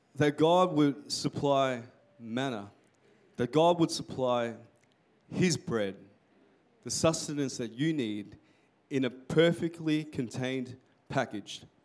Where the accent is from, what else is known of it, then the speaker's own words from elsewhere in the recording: Melbourne, Victoria, Australia; I'm from um, Melbourne